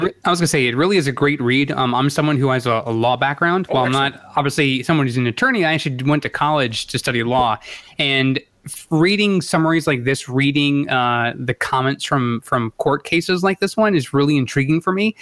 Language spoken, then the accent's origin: English; United States; as an American